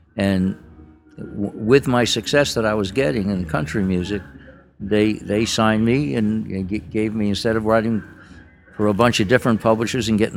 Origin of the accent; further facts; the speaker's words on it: Yonkers, New York, United States; I was from Yonkers, New York